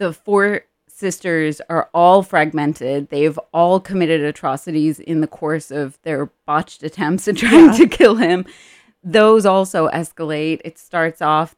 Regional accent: Ireland; moved away; I'm Irish

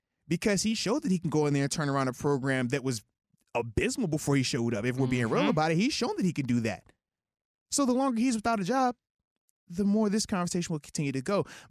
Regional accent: Baldwin, Pennsylvania, United States; I feel real, real Yinzer-y right there. Like, I'm from Baldwin. I'm from Baldwin, you know?

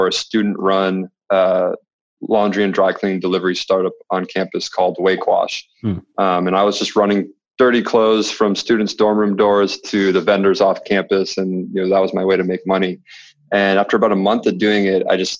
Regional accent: Red Wing, Minnesota, United States; now in Charlotte, United States; I'm from Red Wing, Minnesota, originally

